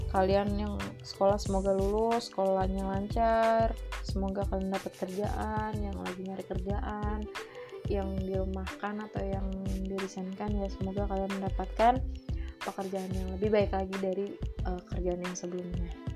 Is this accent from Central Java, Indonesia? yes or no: no; Jakarta, Indonesia; moved away; gue berawal dari Jakarta, dari kecil di Jakarta gue nyari duit sendiri